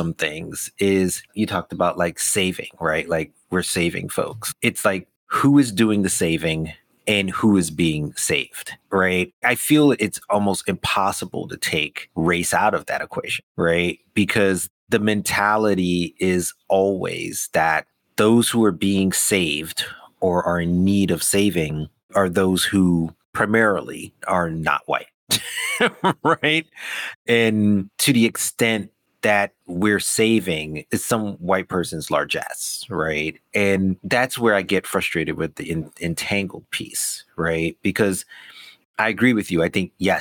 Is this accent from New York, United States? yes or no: yes; New York, United States; I grew up in New York, you know, my family's West Indian